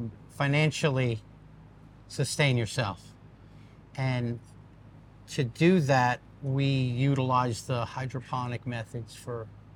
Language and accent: English; New Jersey, United States; moved away as an adult; now in Pennsylvania, United States; We grew up in New Jersey. We moved out to Pennsylvania when we first got together over 25 years ago now.